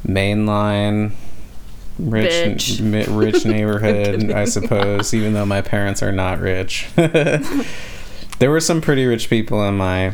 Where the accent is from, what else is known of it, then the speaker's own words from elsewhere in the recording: Berwyn, Pennsylvania, United States; also born or lived in Massachusetts / Paoli, Pennsylvania / Bryn Mawr, Pennsylvania; Born and raised in Philadelphia, spent some of my childhood in Massachusetts. I am 30 years old.